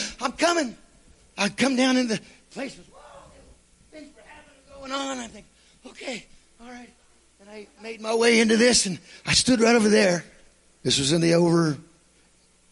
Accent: United States; I'm from Washington.

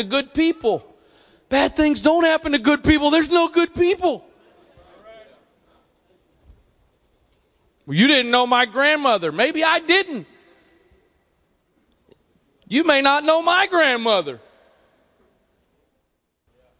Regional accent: Annapolis, Maryland, United States; also born or lived in Arnold, Maryland; I'm from here. I'm born and raised in Annapolis.

